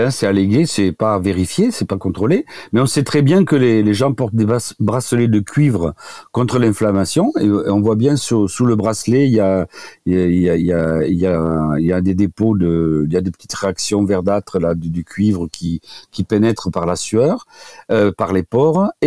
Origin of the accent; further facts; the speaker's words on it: Occitania, France; now in Paris, France; Je suis venu du Tarn à Paris pour euh, rencontrer Jacques Ménétrier qui avait décrit les, les diathèses de Ménétrier et d'oligothérapie.